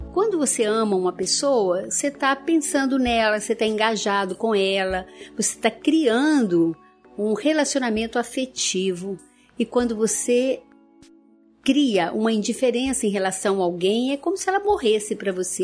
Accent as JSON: {"language": "Portuguese", "region": "interior of Minas Gerais", "country": "Brazil", "said": "Lá na minha terra, interior de Minas"}